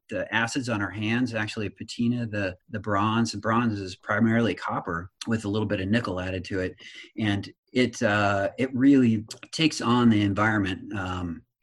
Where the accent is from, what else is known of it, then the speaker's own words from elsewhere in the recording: Nebraska, United States; I was raised in Nebraska